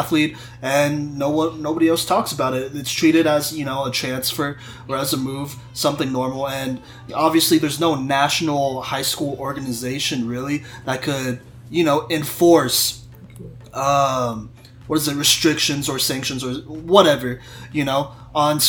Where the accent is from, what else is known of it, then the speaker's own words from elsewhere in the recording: Texas, United States; I'm from Texas